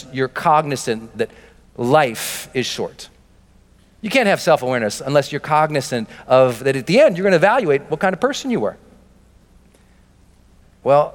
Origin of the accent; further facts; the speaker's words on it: Montana, United States; I'm from Montana.